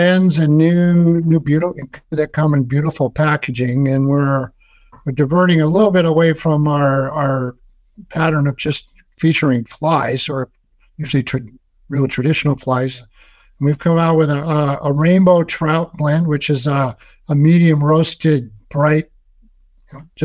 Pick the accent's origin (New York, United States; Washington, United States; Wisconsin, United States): Washington, United States; Seattle; my hometown in Seattle